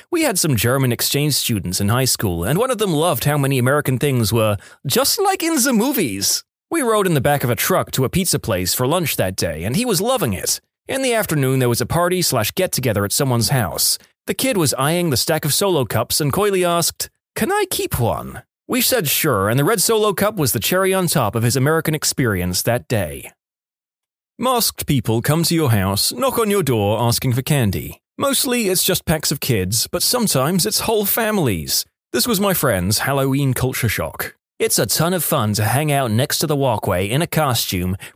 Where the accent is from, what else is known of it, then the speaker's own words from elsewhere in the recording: Quebec, Canada; I'm from Quebec, and when we went down to Boston for a school trip, I sneezed in public and heard two or three people say, Bless you.